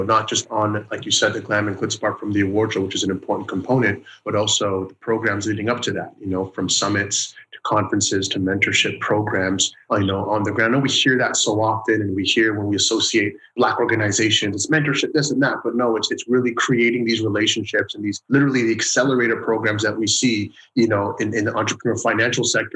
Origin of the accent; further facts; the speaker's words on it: Toronto, Ontario, Canada; I'm from Scarborough